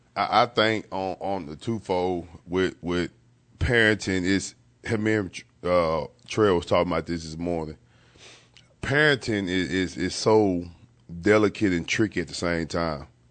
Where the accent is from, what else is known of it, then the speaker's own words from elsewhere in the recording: East Texas, United States; I was a young man at the time growing up in East Texas